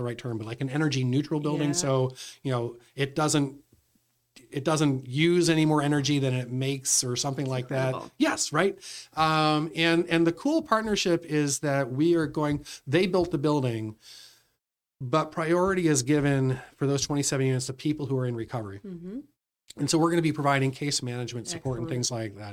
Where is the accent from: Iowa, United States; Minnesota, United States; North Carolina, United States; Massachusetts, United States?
Massachusetts, United States; Royalston; also born or lived in Boston / Westford; my folks moved us out to Royalston, Massachusetts